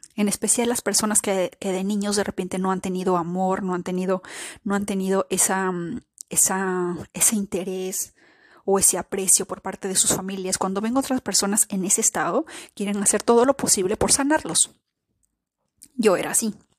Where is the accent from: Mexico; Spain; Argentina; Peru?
Peru; Yo, de Perú